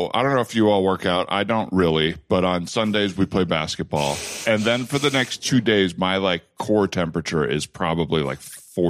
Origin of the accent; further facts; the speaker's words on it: Tucson, Arizona, United States; moved away; also born or lived in Los Angeles; I grew up in Tucson and it's very dry there already.